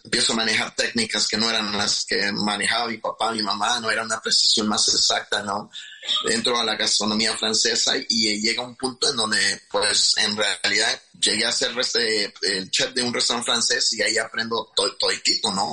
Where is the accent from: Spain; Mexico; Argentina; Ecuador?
Mexico; Huitzuco, Guerrero; now in Chicago, United States; yo nací en, en Huitzuco, Guerrero, y pues eh, siempre crecí un niño muy inquieto